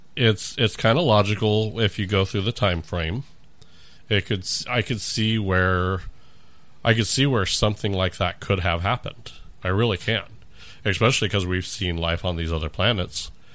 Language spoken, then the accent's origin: English; California, United States; moved away; I grew up in California.